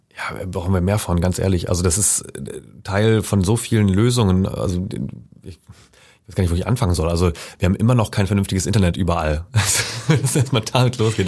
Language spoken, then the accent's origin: German; Schleswig-Holstein, Germany; now in Leipzig, Germany; ich komme ja ursprünglich aus Schleswig-Holstein